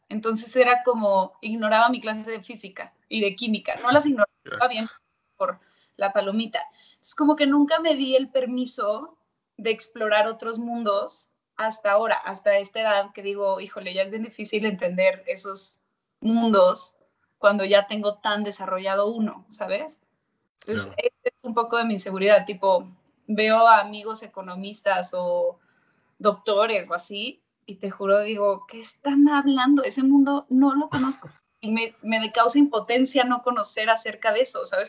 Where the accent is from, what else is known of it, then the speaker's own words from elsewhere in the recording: Monterrey, Nuevo León, Mexico; moved away as an adult; also born or lived in Mexico City; cuando ya llegué yo a la Ciudad de México, soy de Monterrey, y llegué a los 18 años